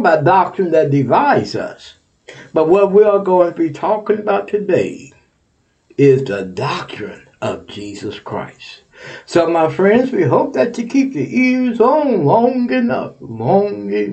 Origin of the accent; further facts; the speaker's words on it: Texas, United States; now in Ohio, United States; we shout out to Texas, my home state.